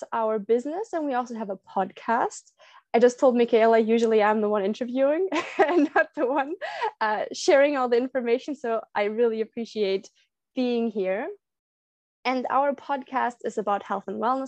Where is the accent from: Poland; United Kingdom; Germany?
Germany; Berlin; now in Puerto Vallarta, Mexico; I'm on vacation in my hometown, Berlin, in Germany.